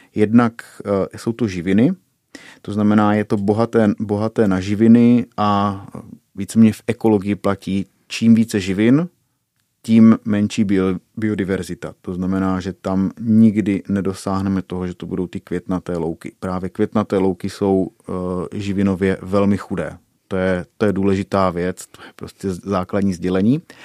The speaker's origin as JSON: {"language": "Czech", "town": "Šumice", "country": "Czechia", "said": "u nás v Šumicích"}